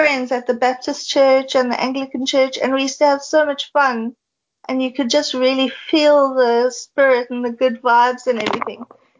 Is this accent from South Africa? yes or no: yes; East London, Eastern Cape, South Africa; moved away as an adult; also born or lived in United Kingdom; now in Cape Town, South Africa; I grew up in East London in the Eastern Cape.